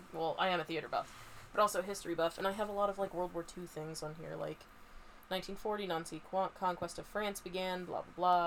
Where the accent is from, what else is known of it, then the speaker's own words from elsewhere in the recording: Pennsylvania, United States; we're from Pennsylvania, by the way.